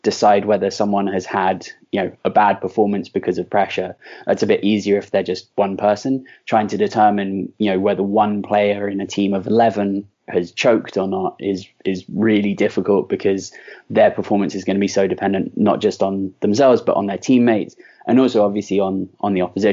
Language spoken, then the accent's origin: English; London, United Kingdom; I was raised in London